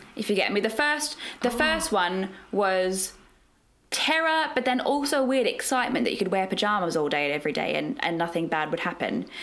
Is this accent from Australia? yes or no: yes; Australia; moved away as an adult; now in London, United Kingdom; I'm from Australia originally. That's where I trained